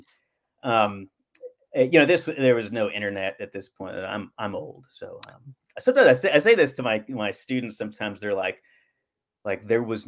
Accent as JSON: {"language": "English", "region": "Oklahoma", "country": "United States", "tie": "born or raised there", "said": "I grew up Southern Baptist in Oklahoma."}